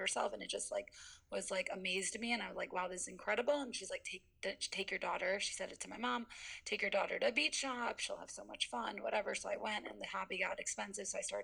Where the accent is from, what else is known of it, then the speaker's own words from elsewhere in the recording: Skokie, Illinois, United States; also born or lived in Tel Aviv, Israel; I'm from Skokie